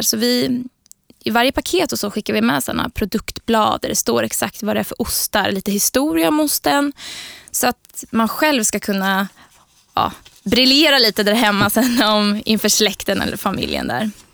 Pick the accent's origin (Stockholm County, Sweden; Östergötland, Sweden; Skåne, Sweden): Östergötland, Sweden; Linköping; Jag är från Linköping också, så född och uppvuxen där